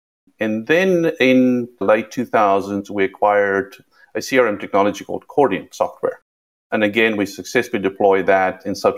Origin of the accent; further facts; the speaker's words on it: South Africa; accent: South African; moved away; also born or lived in London; You can hear by the accent, I'm South African. It's been Americanized a little bit, and it has a little bit of twist of British in there since I lived in London